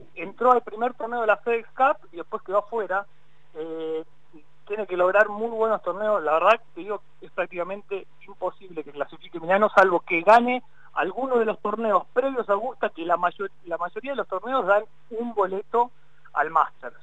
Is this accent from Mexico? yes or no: no; Argentina; como argentinos